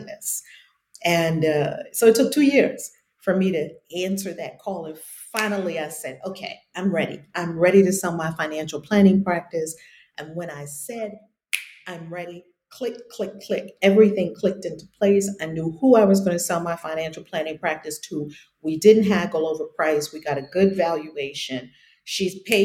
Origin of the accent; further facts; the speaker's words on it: New York, United States; moved away; some of my writing appeared in the New York Times when I was in high school, because I'm from New York originally